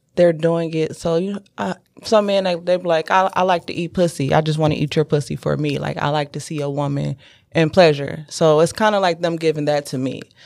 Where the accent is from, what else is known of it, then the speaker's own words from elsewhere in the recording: Detroit, Michigan, United States; also born or lived in South Carolina; now in Ann Arbor, United States; I'm originally from the East Side, Gratiot and Van Dyke